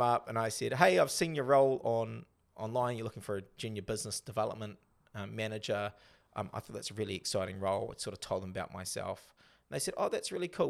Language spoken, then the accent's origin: English; New Zealand; also born or lived in North Sydney, Australia; I'm back to being the Kiwi I am now.